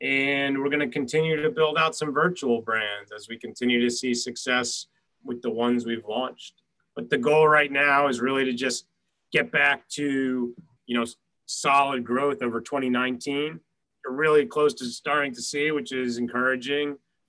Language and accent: English; New York City, New York, United States; as a New Yorker who lives here